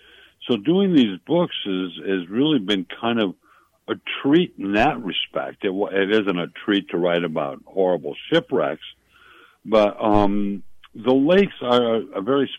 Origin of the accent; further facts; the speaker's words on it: Milwaukee, Wisconsin, United States; When I was a little boy growing up in Milwaukee